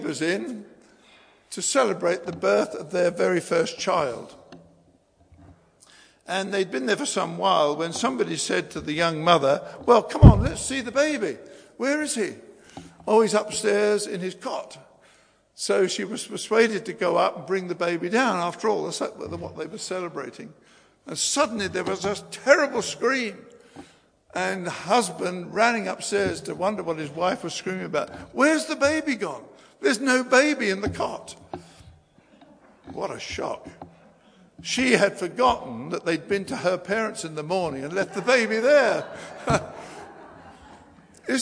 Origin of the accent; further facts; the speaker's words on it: England, United Kingdom; us as English people